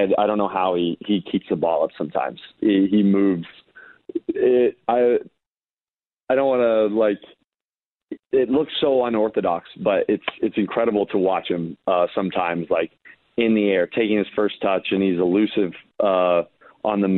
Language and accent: English; Bozeman, Montana, United States; now in Phoenix, United States; I love Bozeman. My parents still live there. I try to go visit whenever I can. I just feel so blessed to have grown up in such a wonderful place